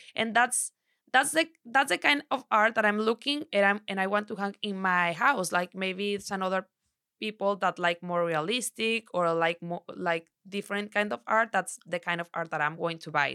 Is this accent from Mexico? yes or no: yes; Sinaloa, Mexico; English is a second language; also born or lived in Torreón, Coahuila; I'm from Sinaloa. I born in Torreón, Coahuila, but since I was, uh, six months o, six months, my, my mom and my dad take me to Sinaloa. So, I've been there forever.